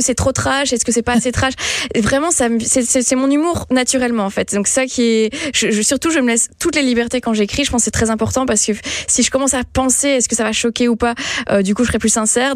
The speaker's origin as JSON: {"language": "French", "country": "Belgium", "said": "je suis belge à la base"}